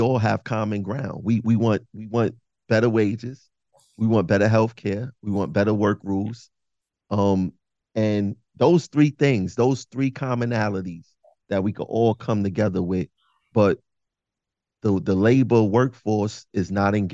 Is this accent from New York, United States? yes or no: yes; New York City, New York, United States; I'm from Bed-Stuy, Brooklyn, originally